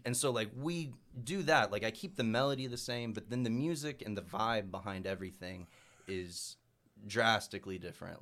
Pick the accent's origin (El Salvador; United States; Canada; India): United States; Mountain View; growing up in Mountain View where they're, like, most of 'em are pretty strict traditionalists for bluegrass music